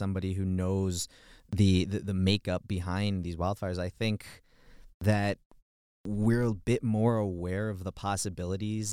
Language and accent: English; Chicago, Illinois, United States; moved away as an adult; now in Boulder, United States; I come from Chicago, Chicago, Illinois, and I'm like what you would call a city kid